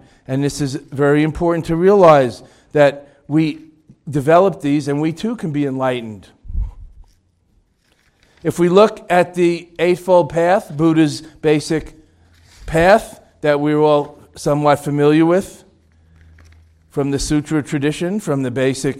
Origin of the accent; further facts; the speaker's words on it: Boston, Massachusetts, United States; Ted Williams? I'm from Boston.